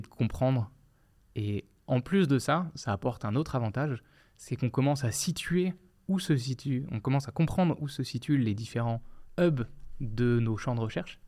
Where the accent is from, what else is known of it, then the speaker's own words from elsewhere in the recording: France; moved away as an adult; also born or lived in Quebec; now in Quebec City, Canada; moi, en tant que Français